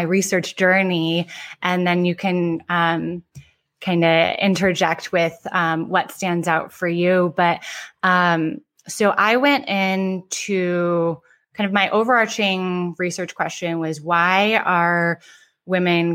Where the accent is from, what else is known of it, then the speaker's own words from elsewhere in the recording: Ann Arbor, Michigan, United States; moved away as an adult; also born or lived in East Coast / Silicon Valley / New York; I grew up in Ann Arbor, Michigan